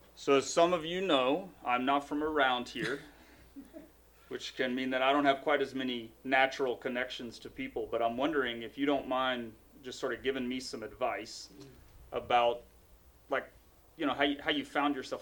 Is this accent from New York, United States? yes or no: no; Knoxville, Tennessee, United States; Knoxville, which is interesting 'cause it's my hometown, so it's, you know, it's Tennessee